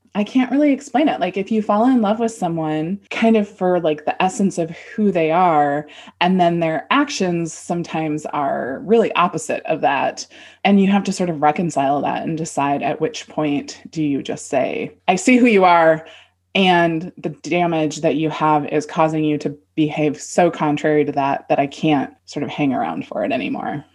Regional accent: Southern California, United States; we're from Southern California

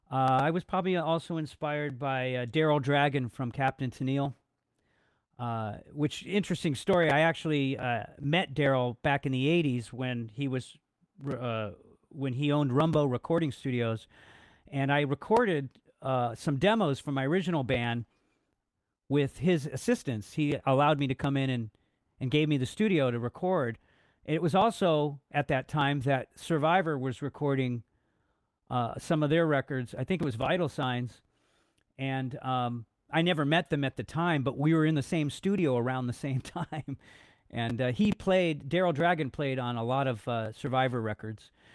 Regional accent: Los Angeles, California, United States; I'm from Los Angeles originally, born and raised, uh, grew up in the eighties.

